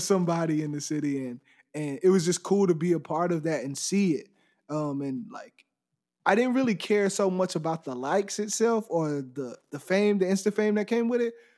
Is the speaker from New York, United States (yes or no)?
no; Dayton, Texas, United States; I'm from Dayton, Texas. It's a little small place right outside of Houston, about forty-five minutes